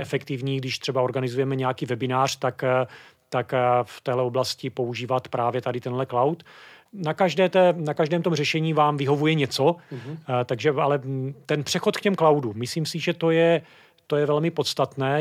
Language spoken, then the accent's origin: Czech; Brno, South Moravian Region, Czechia; Já jsem původem Brňák